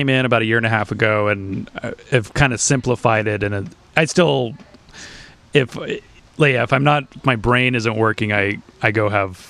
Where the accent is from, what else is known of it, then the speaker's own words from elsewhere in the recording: Orange County, California, United States; also born or lived in Long Beach / Boston; I was born in Long Beach. I grew up in Orange County.